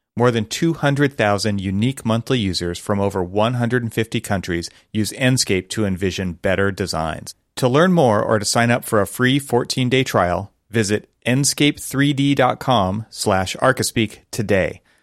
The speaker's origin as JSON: {"language": "English", "town": "Los Angeles", "region": "California", "country": "United States", "tie": "born or raised there"}